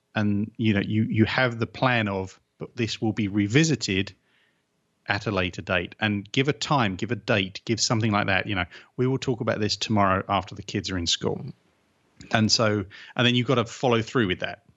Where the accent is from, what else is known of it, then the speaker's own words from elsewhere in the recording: England, United Kingdom; 'cause I'm English